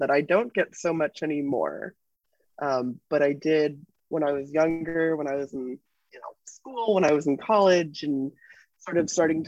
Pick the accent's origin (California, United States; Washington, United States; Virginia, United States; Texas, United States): Washington, United States; Seattle; I'm from Seattle